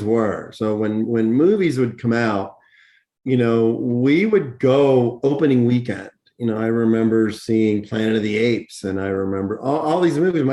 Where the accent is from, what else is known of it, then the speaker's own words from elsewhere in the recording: Pittsburgh, Pennsylvania, United States; growing up in Pittsburgh and Chiller Theater and Bill Cardill every Saturday night